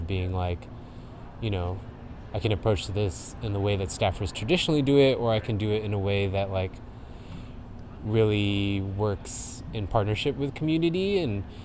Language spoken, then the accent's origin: English; Riverside, California, United States; moved away; also born or lived in Oakland; born and raised in Riverside, California, which is down inland in Southern California